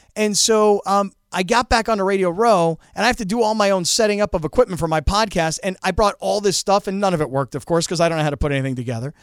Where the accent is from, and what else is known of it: Fort Lauderdale, Florida, United States; born or raised there; now in San Diego, United States